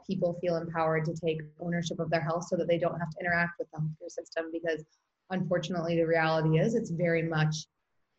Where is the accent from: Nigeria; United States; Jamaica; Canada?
United States; St. Louis, Missouri; moved away as an adult; also born or lived in Taipei, Taiwan / Florida / Austin, Texas / Australia; now in Venice, California, United States; I grew up and went to high school in St. Louis